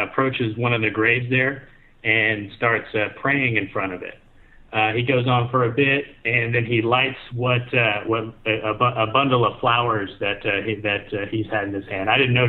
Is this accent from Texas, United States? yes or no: yes; Texas, United States; moved away as an adult; also born or lived in Japan; I'm Texan.